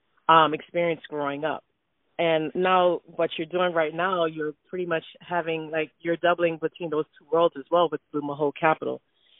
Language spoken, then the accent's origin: English; Jamaica; First of all, I'm from Jamaica